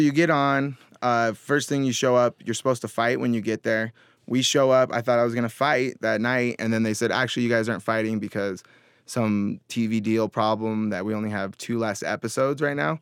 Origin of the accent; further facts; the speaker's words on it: Mill Creek, Washington, United States; I grew up in Washington State.